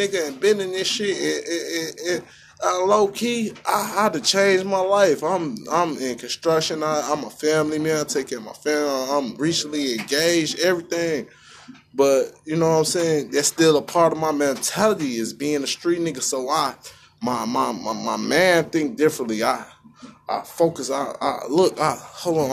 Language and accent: English; Chicago, Illinois, United States; I'm from Chicago